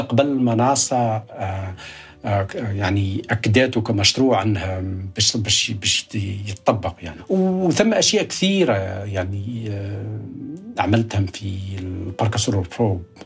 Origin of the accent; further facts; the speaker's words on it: rural Kasserine, Kasserine Governorate, Tunisia; also born or lived in Baltimore, United States; now in United States; ولدت في الريف